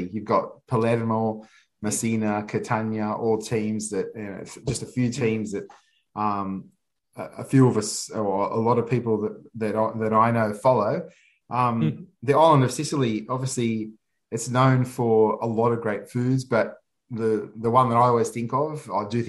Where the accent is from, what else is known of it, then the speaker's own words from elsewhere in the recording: Australia; growing up in Australia